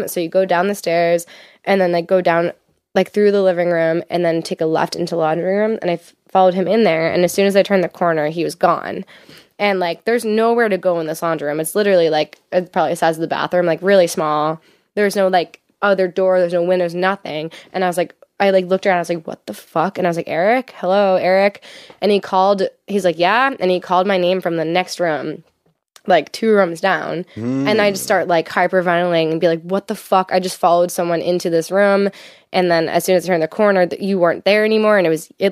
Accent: Exeter, New Hampshire, United States; I grew up in Exeter

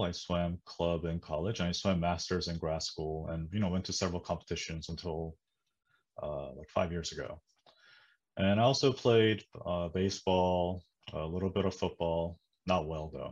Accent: New Jersey, United States; also born or lived in South Korea; I was born in the US, right? But then, so when I came back eventually, I grew up in New Jersey

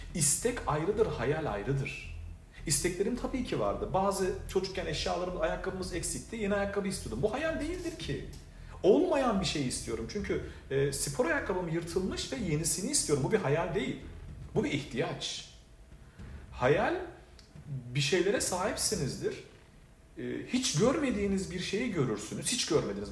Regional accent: Adana, Turkey; moved away as an adult; also born or lived in Şanlıurfa / Istanbul; now in Miami, United States; ben 1982 Urfa doğumluyum. E, babam Urfalı, annem Gaziantep'li fakat yaşantım e, çok sevdiğim bir şehir olan ve bütün hayatımın neredeyse e, ilk böyle önemli yıllarının geçtiği, ilk 20-21 yılının geçtiği e, Adana'da e, büyüdüm.

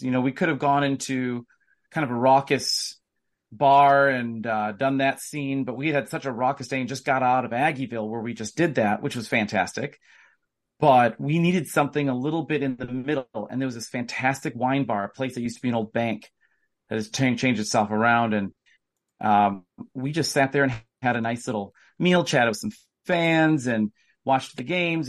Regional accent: Wisconsin, United States; I am from Wisconsin, and I am a U W grad.

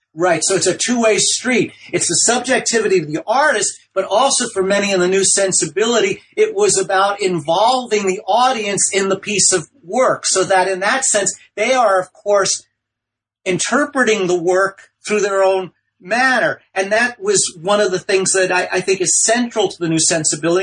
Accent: New York City, New York, United States; also born or lived in Ohio; my background is I'm from New York City, the Bronx, and Brooklyn

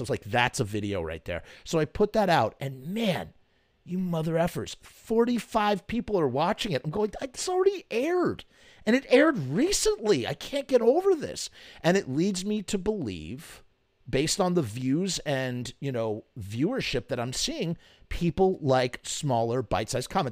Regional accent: New York, United States; as a New Yorker

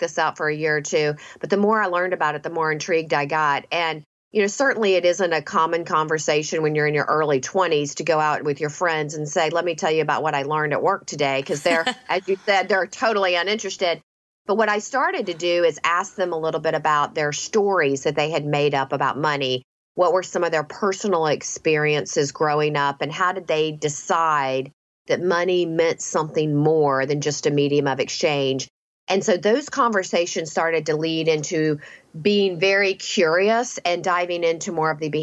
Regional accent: the South, United States; I grew up in the South

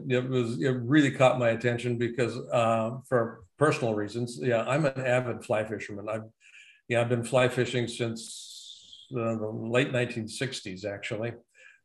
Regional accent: Roseburg, Oregon, United States; I was born in Roseburg, Oregon.

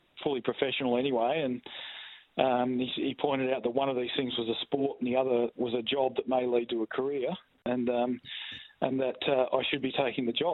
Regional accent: Darkan, Western Australia, Australia; also born or lived in Narrogin; I grew up in Darkin, so which is a town between Collie and Williams, and it's a little farming community

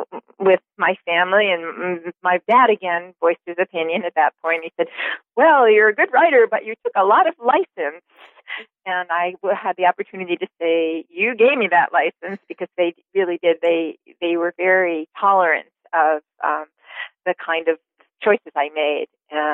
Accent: New York, United States; And I grew up in New York, on Long Island, actually.

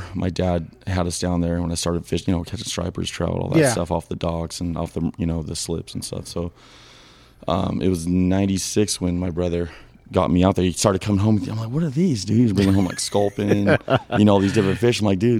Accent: Los Angeles, California, United States; I grew up San Pedro, California here.

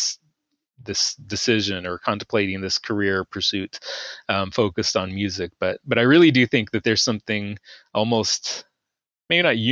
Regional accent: Texas, United States; moved away as an adult; also born or lived in Georgia; I'm originally from Texas

